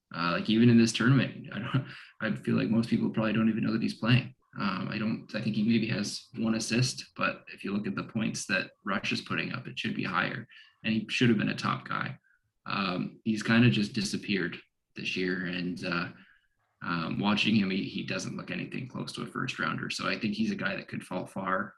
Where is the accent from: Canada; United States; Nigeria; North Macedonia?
Canada; I as a Canadian